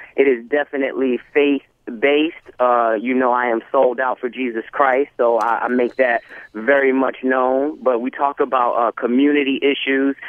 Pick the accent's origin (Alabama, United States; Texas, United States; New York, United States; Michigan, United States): New York, United States; New York City; I'm from New York City